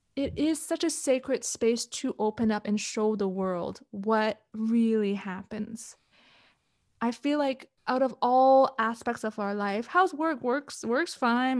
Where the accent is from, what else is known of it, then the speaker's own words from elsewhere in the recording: Canada; moved away as an adult; also born or lived in Hong Kong / Europe; now in Kuala Lumpur, Malaysia; moved to Canada when I was around seven years old, grew up into, I guess, the young adult that I am